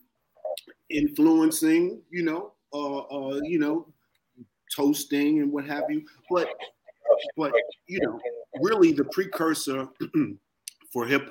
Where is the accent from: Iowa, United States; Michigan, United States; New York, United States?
New York, United States; New York City; I was born in Jacoby